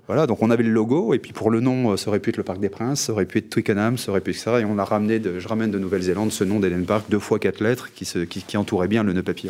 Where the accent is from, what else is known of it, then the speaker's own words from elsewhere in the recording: Carrières-sur-Seine, Île-de-France, France; ma ville natale qui était carrière sur scène